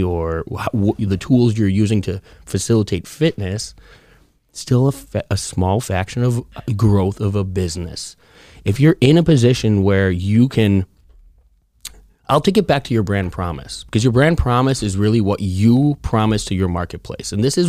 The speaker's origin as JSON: {"language": "English", "town": "Chicago", "region": "Illinois", "country": "United States", "said": "I'm from Chicago."}